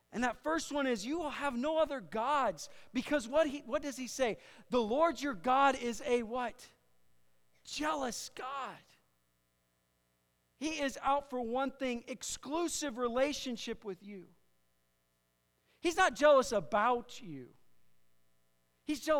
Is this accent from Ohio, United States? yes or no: no; Iowa, United States; I'm from Iowa, man. Every other station's country